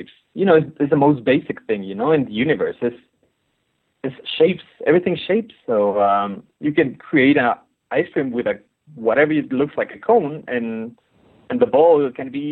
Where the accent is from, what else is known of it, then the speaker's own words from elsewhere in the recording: Mexico City, Mexico; I was born in Mexico City, which is a colorful and very ironic